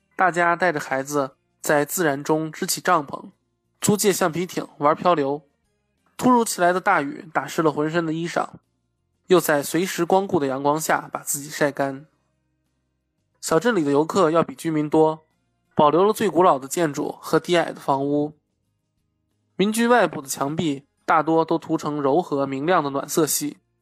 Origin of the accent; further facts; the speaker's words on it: China; 我是从中国来的